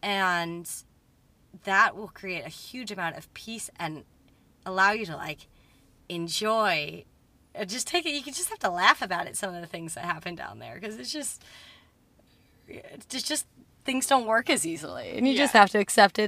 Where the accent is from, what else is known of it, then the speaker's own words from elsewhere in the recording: Muskoka, Ontario, Canada; Like, I'm not from Canada. I'm Muskoka. And so I meet everybody here, and like, I am a bit of an outsider.